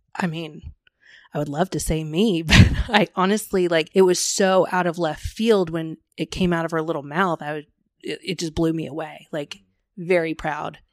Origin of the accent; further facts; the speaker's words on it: Plano, Texas, United States; also born or lived in Rockwall, Texas; I grew up in Plano, but I was living in the Rockwall area at the time